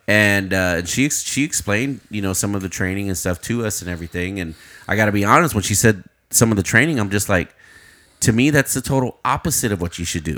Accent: Uvalde, Texas, United States; I'm from Uvalde

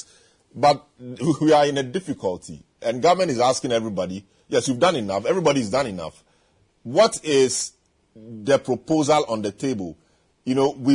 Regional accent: Ghana; I'm a Ghanaian

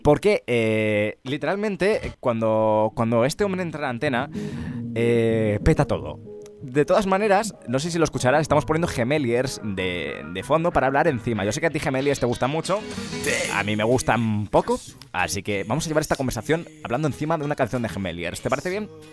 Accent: Ávila, Castile and León, Spain; soy de Ávila

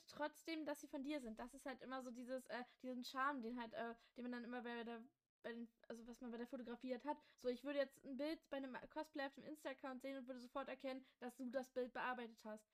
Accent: Magdeburg, Saxony-Anhalt, Germany; wir kommen beide aus Magdeburg

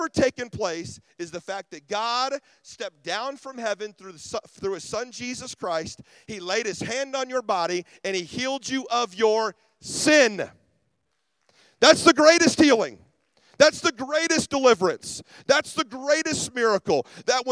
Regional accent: Ruskin, Florida, United States; I'm from Ruskin, Florida

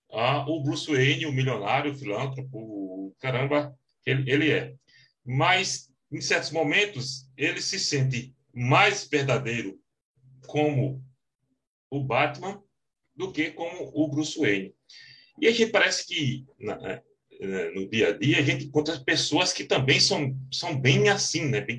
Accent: Northeast Region, Brazil; accent: Northeastern Brazilian; com o meu sotaque bem carregado nordestino, que eu não imaginava que tinha.

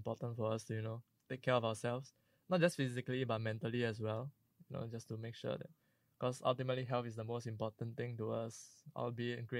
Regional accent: China; now in Singapore; I'm from China

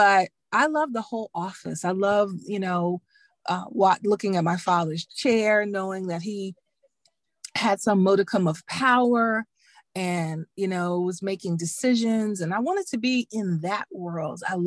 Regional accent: Dallas, Texas, United States; moved away as an adult; also born or lived in Emory, Texas / Washington, D.C. / Virginia; I'm a girl from Dallas. I'm from Texas.

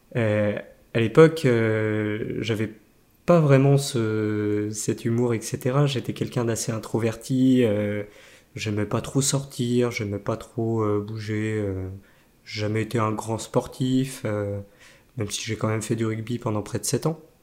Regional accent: Nantes, Pays de la Loire, France; also born or lived in La Chapelle-sur-Erdre; je suis né à Nantes et au final, mon père était directeur technique à Alcatel d'Orvaux

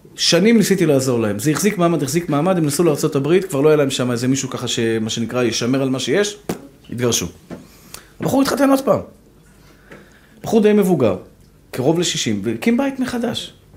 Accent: Tel Aviv, Tel Aviv District, Israel; אני גדלתי בשכונת התקווה

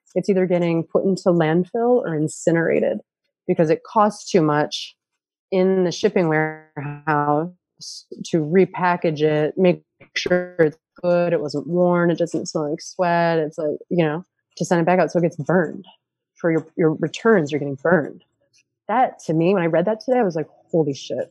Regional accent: upstate New York, United States; I grew up in a county in upstate New York

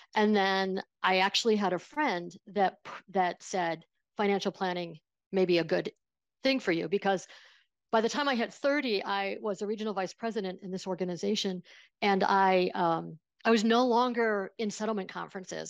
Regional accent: small town outside of Buffalo, New York, United States; I grew up in Buffalo, uh, in a small town outside of Buffalo, New York

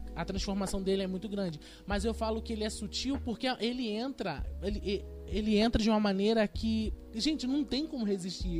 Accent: Rio de Janeiro, Brazil; a gente é carioca

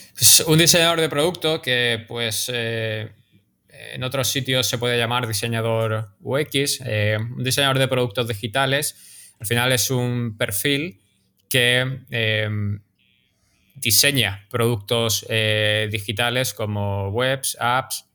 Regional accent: Málaga, Andalusia, Spain; now in New York, United States; yo soy de Málaga

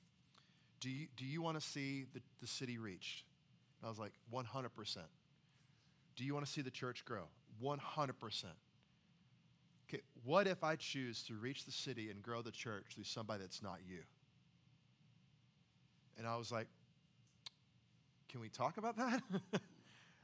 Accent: the Carolinas, United States; moved away as an adult; now in Nashville, United States; I'm from the Carolinas altogether.

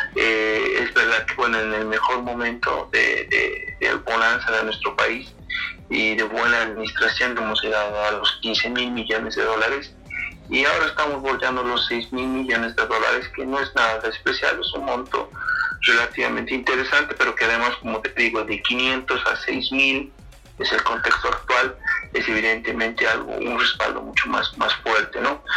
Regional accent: Bolivia; nosotros como, como, bolivianos

